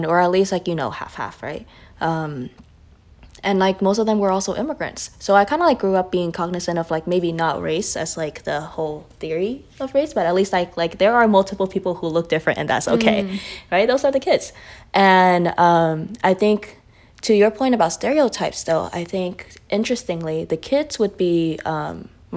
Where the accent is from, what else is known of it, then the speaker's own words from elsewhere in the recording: Tacoma, Washington, United States; also born or lived in Vietnam; I immigrated from Vietnam when I was 7. I grew up in Tacoma, Washington